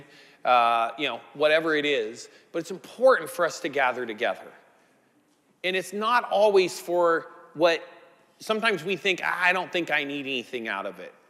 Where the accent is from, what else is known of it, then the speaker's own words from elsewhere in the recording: Northern California coast, United States; I grew up in the Northern California on the coast